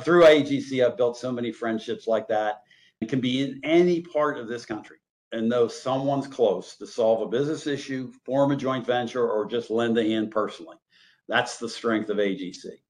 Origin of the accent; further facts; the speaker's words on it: Pittsburgh, Pennsylvania, United States; also born or lived in Donaldsonville, Louisiana; I did grow up in Pittsburgh